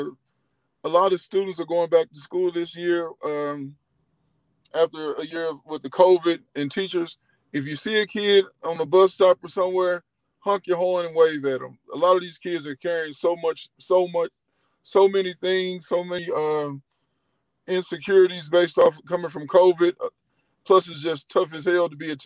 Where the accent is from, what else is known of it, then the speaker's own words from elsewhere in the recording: St. Louis, Missouri, United States; So I'm from St. Louis.